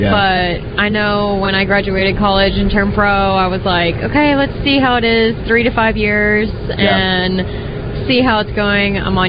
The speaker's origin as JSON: {"language": "English", "town": "Sumterville", "region": "Florida", "country": "United States", "lives_now": "Dallas, United States", "said": "I'm originally from Florida, but I live in Dallas now."}